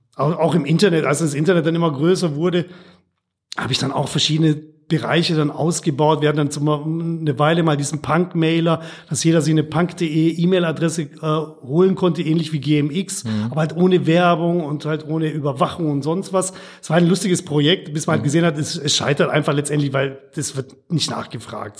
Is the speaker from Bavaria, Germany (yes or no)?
yes; Bavarian Swabia, Germany; moved away as an adult; also born or lived in Regensburg; now in Ruhr area, Germany; Ich bin eher bayerischer Schwabe oder schwäbischer Bayer